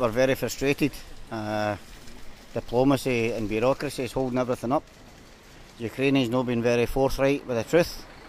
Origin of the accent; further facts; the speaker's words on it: Glasgow, Scotland, United Kingdom; I'm from Glasgow